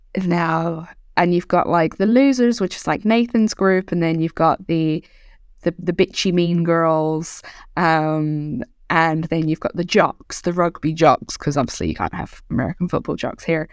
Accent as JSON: {"language": "English", "country": "Ireland"}